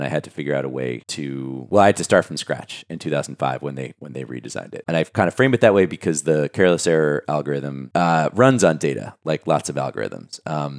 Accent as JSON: {"language": "English", "town": "New York City", "region": "New York", "country": "United States", "tie": "born or raised there", "said": "Born and raised in Brooklyn, New York."}